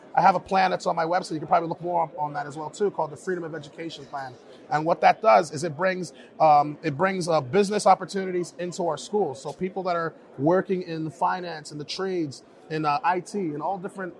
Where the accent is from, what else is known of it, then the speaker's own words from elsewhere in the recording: Paterson, New Jersey, United States; Like, so I'm from Paterson, New Jersey. It's an inner city.